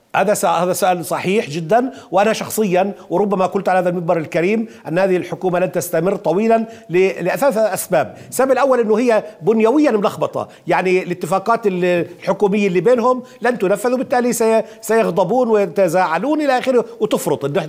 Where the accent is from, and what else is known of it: Palestine